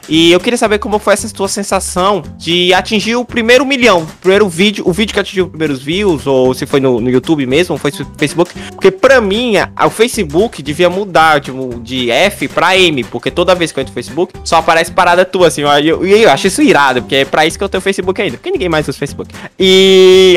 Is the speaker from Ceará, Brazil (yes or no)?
yes; Fortaleza, Ceará, Brazil; a gente é de Fortaleza